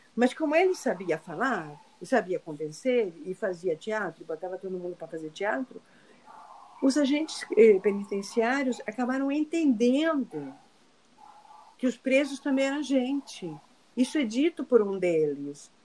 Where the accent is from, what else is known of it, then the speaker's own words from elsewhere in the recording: Argentina; now in Rio de Janeiro, Brazil; Eu sou argentina